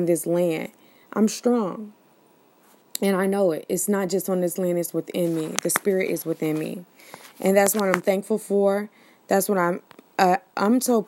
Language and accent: English; United States; We're Americans